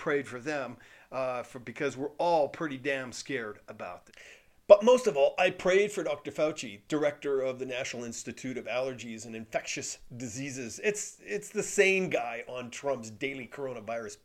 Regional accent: Canada; I'm Canadian

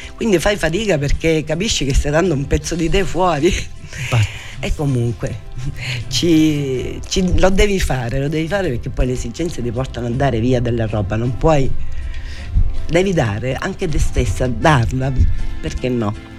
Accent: Forza d'Agrò, Sicily, Italy; sono nata e cresciuta a Forza da d'Agro

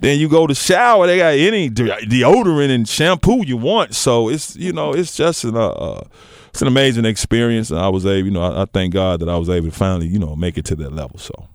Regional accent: Memphis, Tennessee, United States; I grew up in White Haven.

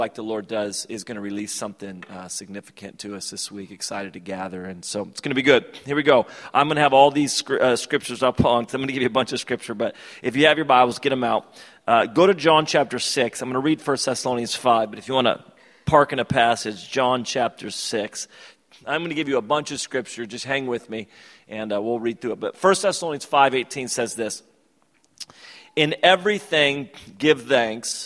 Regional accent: United States; also born or lived in Sacramento; I was from America

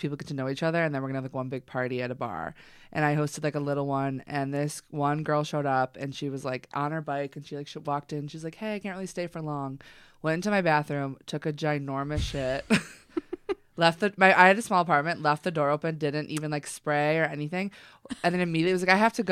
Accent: Chicago, Illinois, United States; I'm from Chicago.

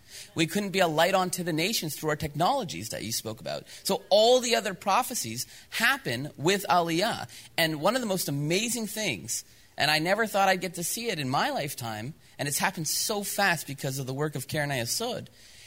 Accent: Dallas, Texas, United States; moved away as an adult; now in Jerusalem, Israel; I grew up in Dallas.

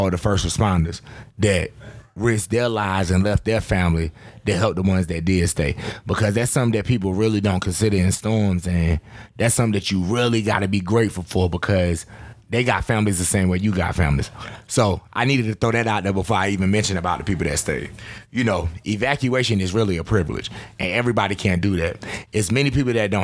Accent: New Bern, North Carolina, United States; my hometown

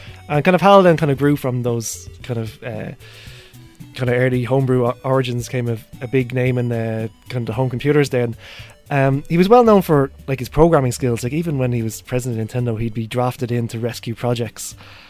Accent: Hokkaido, Japan; I grew up in Hokkaido as well

